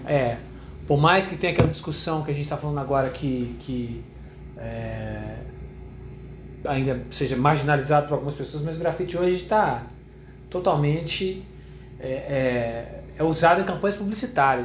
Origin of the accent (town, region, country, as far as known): interior of Minas Gerais, Brazil; born or raised there; also born or lived in Rio de Janeiro / Belo Horizonte